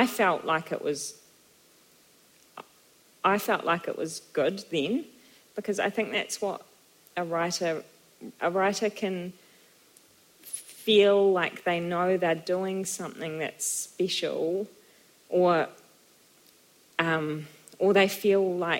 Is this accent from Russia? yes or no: no; New Zealand; also born or lived in Germany; I was far from Aotearoa and I missed home